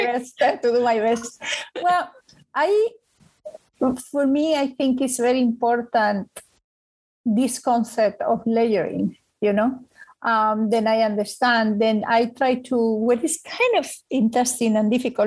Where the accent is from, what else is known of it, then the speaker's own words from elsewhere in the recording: Spain; now in New York, United States; I am originally from Spain